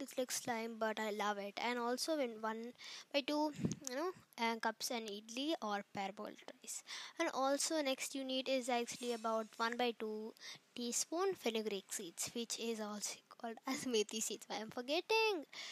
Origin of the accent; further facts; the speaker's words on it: Chennai, Tamil Nadu, India; I was raised in Chennai and I'm a Tamil